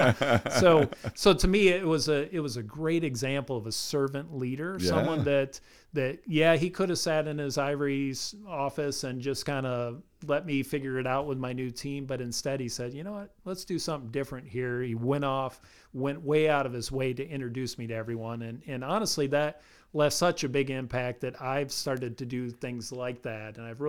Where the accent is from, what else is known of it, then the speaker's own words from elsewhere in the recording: Grand Rapids, Michigan, United States; now in Ohio, United States; I spent a better part of my life up in Grand Rapids, Michigan.